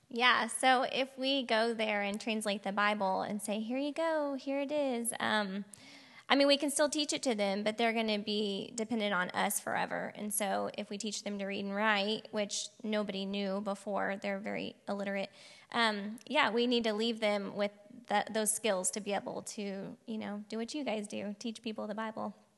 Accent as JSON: {"language": "English", "town": "Piedmont", "region": "Oklahoma", "country": "United States", "tie": "born or raised there", "moved": "yes", "said": "I grew up in Oklahoma, Piedmont, if anyone knows where that is, um, right outside of Oklahoma City."}